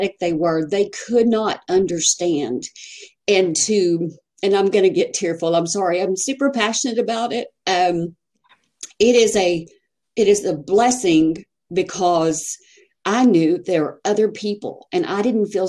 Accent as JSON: {"language": "English", "region": "Texas", "country": "United States", "said": "I'm from Texas."}